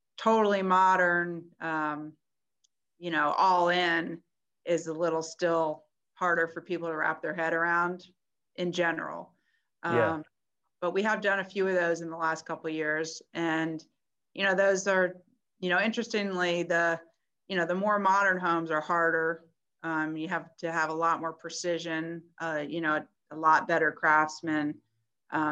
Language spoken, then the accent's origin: English; Sandy Springs, Georgia, United States; moved away; I grew up in Atlanta, Georgia, in a neighborhood called Sandy Springs.